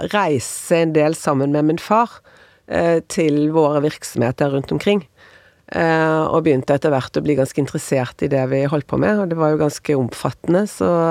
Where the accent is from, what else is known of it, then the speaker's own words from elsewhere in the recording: Bergen, Vestland, Norway; moved away as an adult; also born or lived in United States; now in Oslo, Norway; jeg flyttet fra Bergen til Oslo